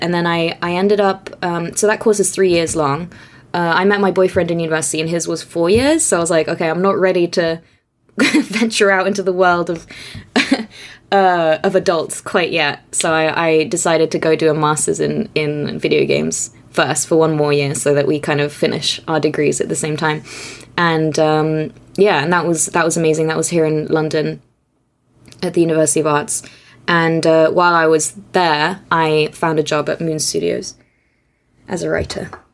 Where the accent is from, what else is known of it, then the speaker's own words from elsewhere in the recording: Austria; English is a second language; moved away as an adult; also born or lived in Hungary / Aberdeen / Oxford; I grew up in Austria. Um, my family is Hungarian, but moved to Austria when I was young